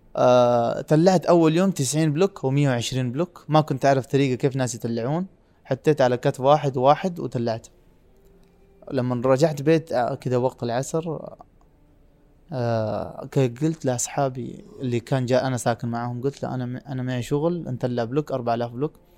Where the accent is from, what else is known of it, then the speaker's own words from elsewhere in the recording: Pakistan; Arabic is a second language; moved away as an adult; now in Riyadh, Saudi Arabia; انا من سافرت من باكستان الى دوله ثانيه